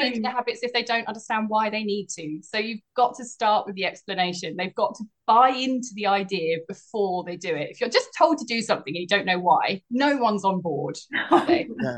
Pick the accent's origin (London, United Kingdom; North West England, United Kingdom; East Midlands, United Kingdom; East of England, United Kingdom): East of England, United Kingdom; Essex; now in Cornwall, United Kingdom; I grew up in Essex